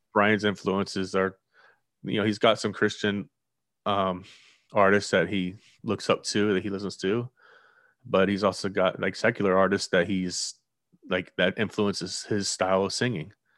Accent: near Fort Lauderdale, South Florida, United States; I've grown up in the city. Not that not Fort Lauderdale. I mean, pretty much. For, I'm right down the road from Fort Lauderdale

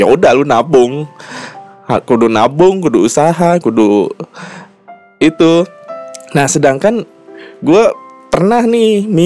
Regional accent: Jambi, Indonesia; gue nih kampung aslinya kan gue aslinya orang Sumatera Jambi

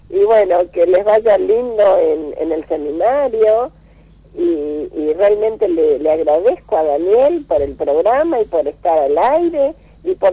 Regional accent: Buenos Aires, Argentina

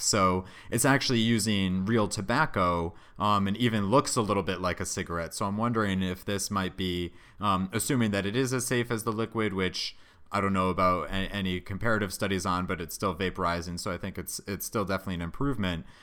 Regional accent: Connecticut, United States; Hartford, Connecticut, which is my home state.

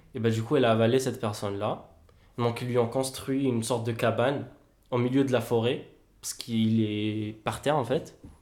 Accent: Kabylie, Algeria; je suis kabyle

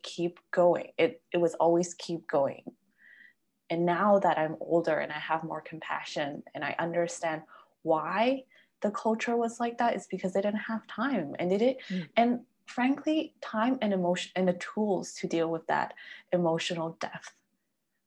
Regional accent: Peru; moved away; also born or lived in Canada; my family is Chinese and I grew up in Peru

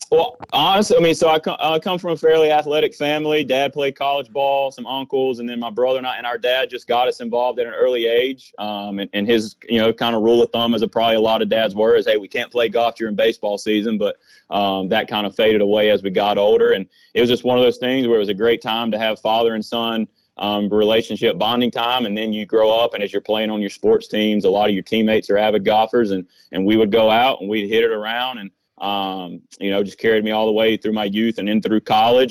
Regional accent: Rowan County, North Carolina, United States; my hometown, a Rowan County

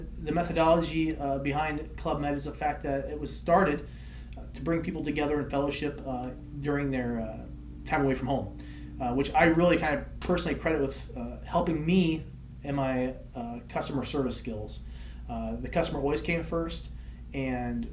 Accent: Gibson City, Illinois, United States; I'm a stone's throw from Bloomington, is where I was born and raised, in Gibson City, Illinois.

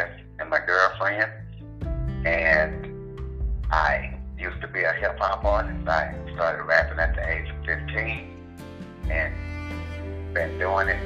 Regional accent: Louisiana, United States; now in Kansas, United States; I am originally from Louisiana, but living in Kansas.

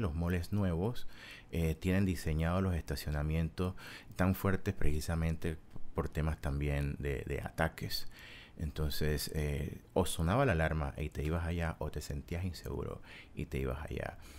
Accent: Panama; moved away as an adult; also born or lived in Kyiv, Ukraine; yo soy panameño

